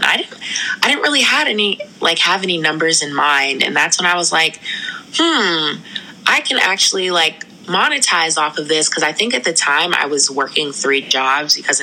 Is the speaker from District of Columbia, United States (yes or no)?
yes; Washington, District of Columbia, United States; also born or lived in New York City; I was born in New York City, but have lived in the Washington, D.C. area majority of my life.